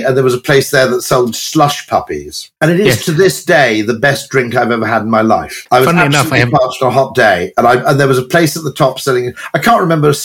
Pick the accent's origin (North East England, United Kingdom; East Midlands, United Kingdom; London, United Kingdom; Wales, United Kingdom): Wales, United Kingdom; Welsh; I'm Welsh.